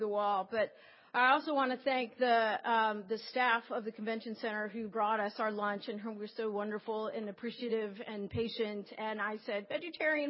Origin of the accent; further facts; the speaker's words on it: Las Vegas, Nevada, United States; moved away; I grew up in Las Vegas, and so my family's still there